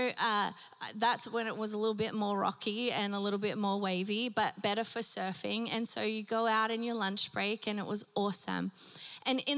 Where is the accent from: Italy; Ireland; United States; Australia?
Australia; Newcastle, New South Wales; growing up in Australia, just being around the beach all the time, we lived 5 minutes from the beach. Okay, and my local beach was called Nobby's Beach.